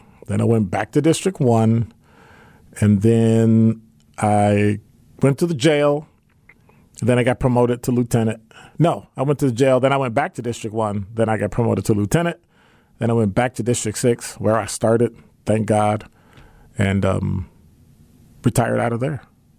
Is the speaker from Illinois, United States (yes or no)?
no; Milwaukee, Wisconsin, United States; I was a police officer in the city of Milwaukee, my hometown.